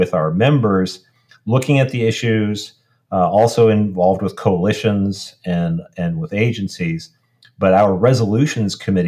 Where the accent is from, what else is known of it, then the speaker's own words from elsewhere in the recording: Columbia, Missouri, United States; I was born in Columbia, went to school in Columbia. I still live in Columbia